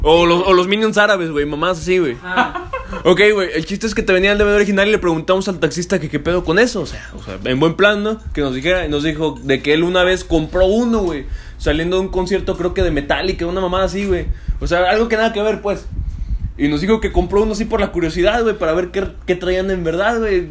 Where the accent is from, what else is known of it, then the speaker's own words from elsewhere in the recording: Mexico; aquí en mi país, cabrón, del orgulloso que me sentía ser mexicano